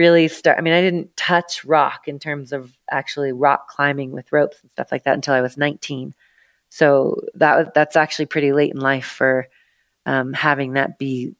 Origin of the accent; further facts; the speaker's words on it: Seattle, Washington, United States; now in Telluride, United States; I grew up in the Northwest out of Seattle, Washington